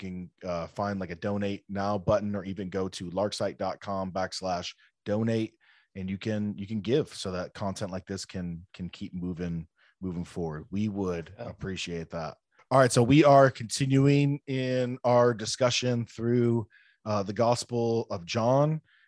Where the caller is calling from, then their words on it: Chicago, Illinois, United States; I'm coming from Chicagoland. Russ is in Southwest Florida.